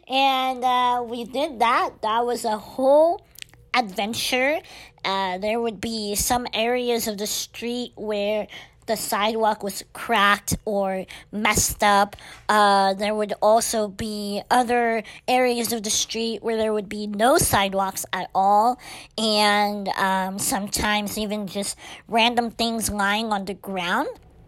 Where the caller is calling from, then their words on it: Azle, Texas, United States; I'm recording from Azle, Texas, which is by Fort Worth.